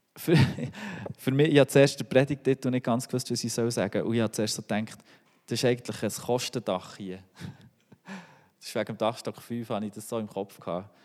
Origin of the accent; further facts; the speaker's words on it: Switzerland; als Schweizer